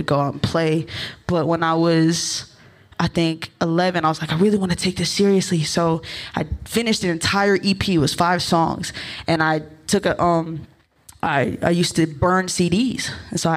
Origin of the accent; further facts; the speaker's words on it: Maryland, United States; also born or lived in Ohio / Baltimore; I grew up in Maryland, very close to DC